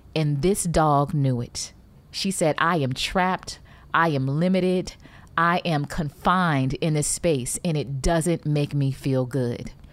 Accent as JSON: {"language": "English", "town": "Detroit", "region": "Michigan", "country": "United States", "tie": "born or raised there", "said": "when I was growing up in Detroit"}